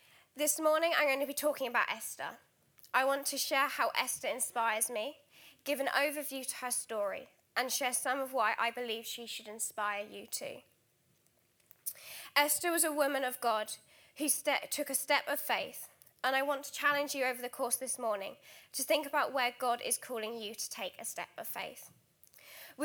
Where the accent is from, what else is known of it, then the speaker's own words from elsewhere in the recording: Alton, South East England, United Kingdom; moved away as an adult; also born or lived in Trinidad; now in Guildford, United Kingdom; I was born in the Caribbean island of Trinidad. However, more fittingly to my complexion, I've grown up in Alton, Hampshire, so just half an hour down the road